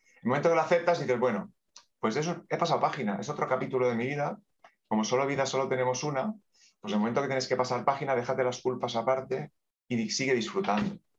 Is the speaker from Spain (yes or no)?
yes; Terrassa, Catalonia, Spain; Nací en Tarrasa y aquí está.